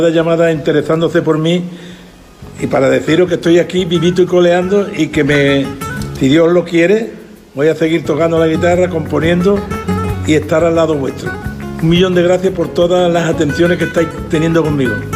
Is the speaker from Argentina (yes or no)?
no; Jerez de la Frontera, Andalusia, Spain; por aquí, por mi pueblo Jerez